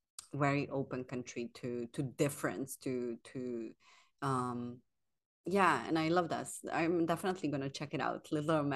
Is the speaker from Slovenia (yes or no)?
yes; Slovenia; moved away as an adult; now in Sweden; I moved here 10 years ago from Slovenia. My parents are from Bosnia. So I always had this like colorful culture in me.